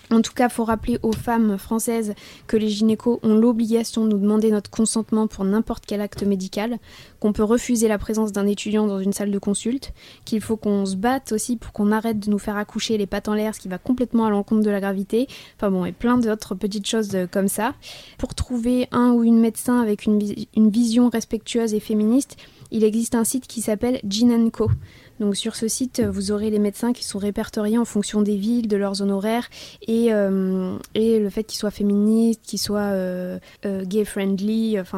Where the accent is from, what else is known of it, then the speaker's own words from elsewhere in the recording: England, United Kingdom; French is a second language; je suis anglaise.